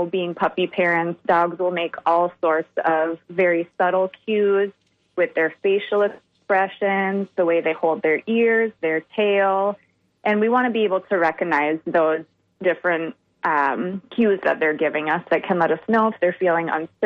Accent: Minnesota and the Wisconsin area, United States; moved away; I'm originally from Minnesota and the Wisconsin area

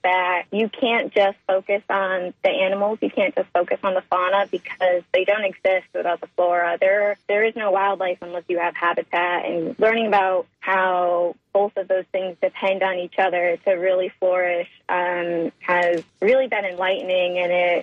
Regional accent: Chautauqua County, Western New York, United States; moved away; an hour and a half south of Buffalo, New York, in a pretty rural area of the state in Chautauqua County. That's where I grew up

